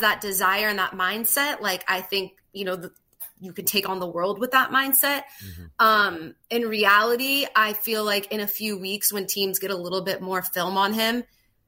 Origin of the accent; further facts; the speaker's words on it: Southern California, United States; I grew up in Southern California